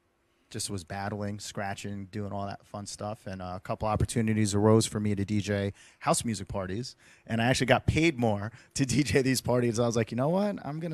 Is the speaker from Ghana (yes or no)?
no; New Jersey, United States; also born or lived in Queens, New York; I was born in Queens, but then I moved to New Jersey, and that's pretty much where I reside